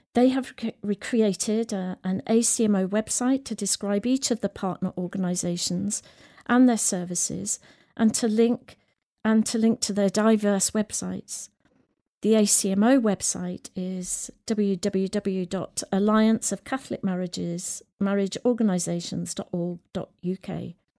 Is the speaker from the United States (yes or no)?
no; the Midlands, England, United Kingdom; also born or lived in Sierra Leone; I grew up in the Midlands